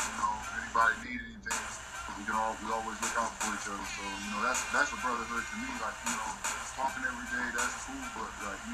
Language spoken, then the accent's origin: English; Akron, Ohio, United States; moved away as an adult; also born or lived in France; my hometown